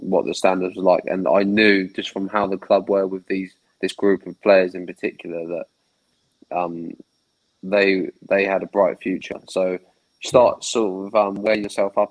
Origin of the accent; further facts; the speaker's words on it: Southampton, South East England, United Kingdom; I was born in Southampton, raised in Southampton